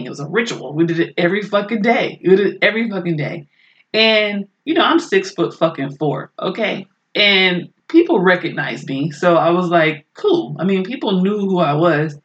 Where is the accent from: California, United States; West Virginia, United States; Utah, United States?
California, United States; Oakland; I maybe like 4 or 5 growing up in Oakland.